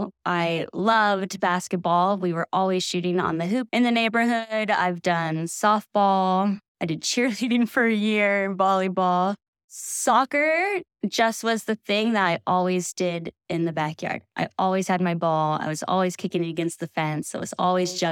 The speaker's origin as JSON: {"language": "English", "town": "Sacramento", "region": "California", "country": "United States", "tie": "born or raised there", "lives_now": "Truckee, United States", "said": "I grew up in Sacramento, California, and I grew up on a dead-end street"}